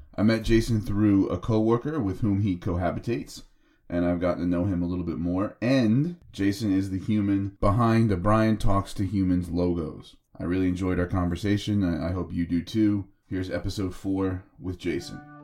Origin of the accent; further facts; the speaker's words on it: New Jersey, United States; this Jersey boy